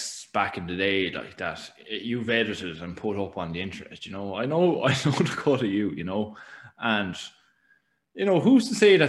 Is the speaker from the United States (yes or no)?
no; Ireland; us growing up in Irish Catholic schools throughout Ireland